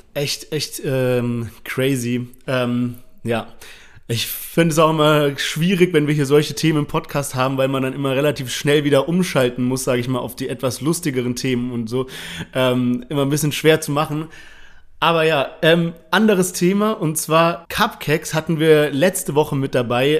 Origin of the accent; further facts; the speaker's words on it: Germany; als Deutscher